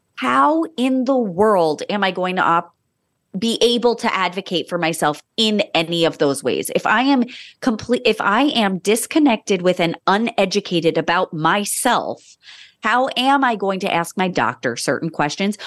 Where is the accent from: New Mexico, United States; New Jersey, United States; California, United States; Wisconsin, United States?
New Jersey, United States; Monmouth County; I was born in Monmouth County, New Jersey, and was raised there